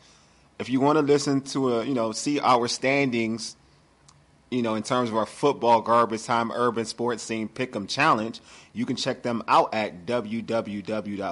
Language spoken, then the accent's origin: English; Nigeria; I'm Nigerian